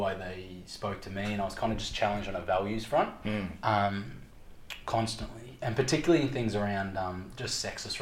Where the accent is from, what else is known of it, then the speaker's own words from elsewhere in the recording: Leongatha, Victoria, Australia; I grew up in Leongatha, so an hour and a half southeast of Melbourne